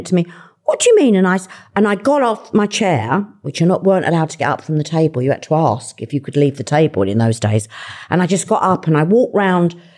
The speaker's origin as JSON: {"language": "English", "region": "London", "country": "United Kingdom", "tie": "born or raised there", "said": "And I'm a Londoner. I was born and brought up in Fulham."}